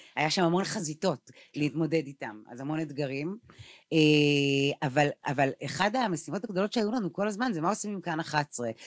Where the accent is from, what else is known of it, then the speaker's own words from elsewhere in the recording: Tel Aviv, Tel Aviv District, Israel; אני תל אביבית